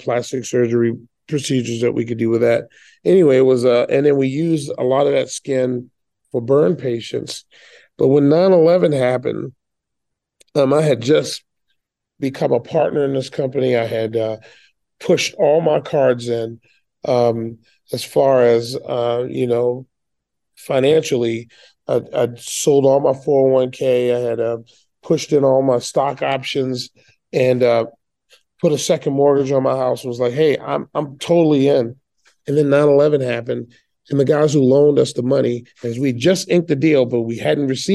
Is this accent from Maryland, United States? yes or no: yes; Baltimore, Maryland, United States; I was born in Baltimore, Maryland, in the heart of one of the most liberal cities ever built.